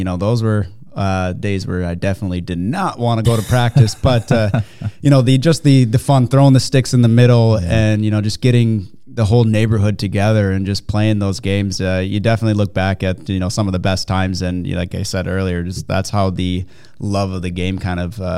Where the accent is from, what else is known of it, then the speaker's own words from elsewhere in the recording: Minnesota, United States; growing up in Minnesota